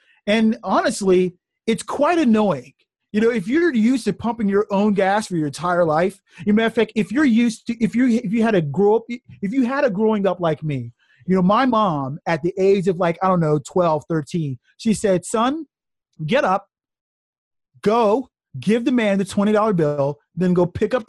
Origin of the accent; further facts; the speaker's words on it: New Jersey, United States; live in New Jersey, and I talk about this in the first chapter of the book. I did a little bit of my growing up in Jersey.